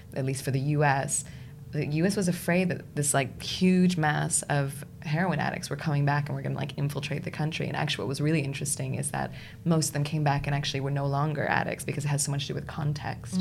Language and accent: English; United States; moved away as an adult; now in United Kingdom; I, as an American in the UK